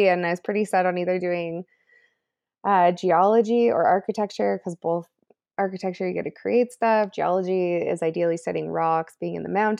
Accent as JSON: {"language": "English", "town": "Calgary", "region": "Alberta", "country": "Canada", "tie": "born or raised there", "moved": "yes", "lives_now": "Whistler, Canada", "said": "I grew up in Calgary, Alberta."}